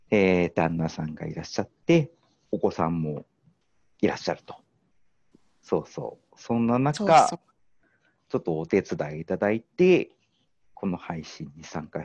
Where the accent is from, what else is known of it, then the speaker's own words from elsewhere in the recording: Morioka, Iwate, Japan; 私の地元の盛岡